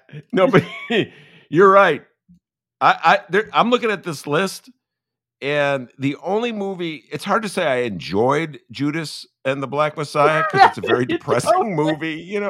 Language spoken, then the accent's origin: English; Evanston, Illinois, United States; I was following from Evanston.